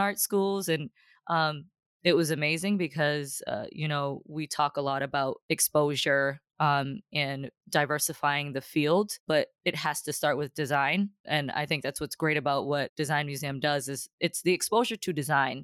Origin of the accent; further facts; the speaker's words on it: Boston, Massachusetts, United States; I grew up in Dorchester